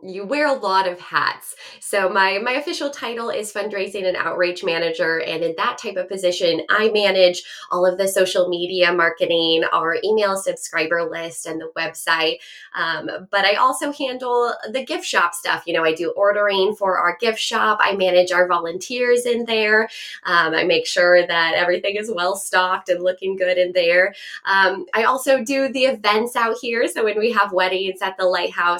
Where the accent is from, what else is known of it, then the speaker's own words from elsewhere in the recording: Bend, Oregon, United States; moved away as an adult; now in Fort Bragg, United States; I grew up in Bend, Oregon. That's where I lived all my life.